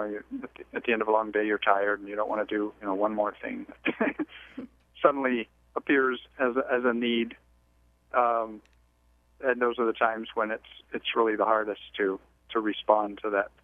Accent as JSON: {"language": "English", "country": "Mexico", "tie": "born or raised there", "moved": "yes", "said": "the background that I grew up with in Mexico"}